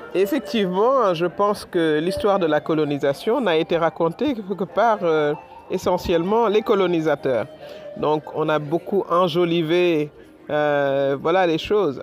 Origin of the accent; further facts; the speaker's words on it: Senegal; ancienne Premier ministre du Sénégal